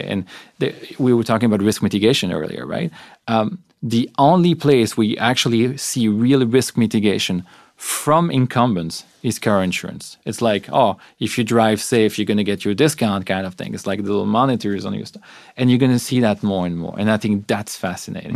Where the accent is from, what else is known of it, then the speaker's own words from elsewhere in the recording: Belgium; moved away; I'm from Belgium. We come from societies where healthcare is effectively free